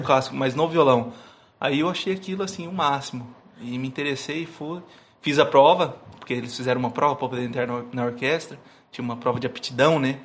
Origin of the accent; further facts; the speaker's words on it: Camapuã, Mato Grosso do Sul, Brazil; born or raised there